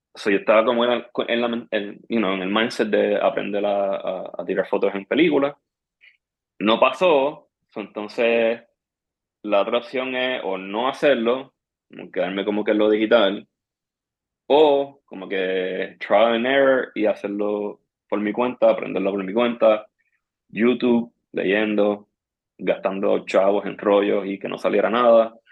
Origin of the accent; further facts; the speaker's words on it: Trujillo Alto, Puerto Rico; yo me crié en Trujillo Alto